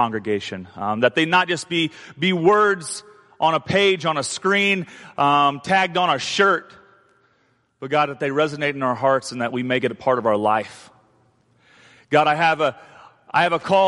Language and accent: English; Indiana, United States; moved away; I'm from Indiana, and we don't have hurricanes in Indiana.